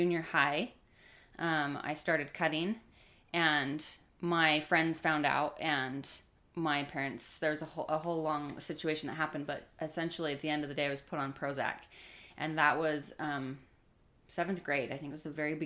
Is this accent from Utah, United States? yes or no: yes; Stansbury Park, Utah, United States; also born or lived in Lehi, Utah; we grew up in Stansbury Park out in, by Tooele, Utah, small little town